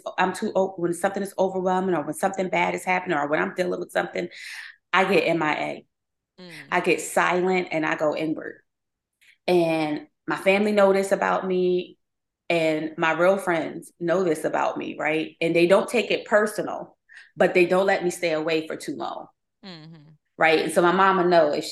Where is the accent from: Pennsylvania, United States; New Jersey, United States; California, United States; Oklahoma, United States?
Pennsylvania, United States; Philadelphia; also born or lived in Baltimore; I'm from Philly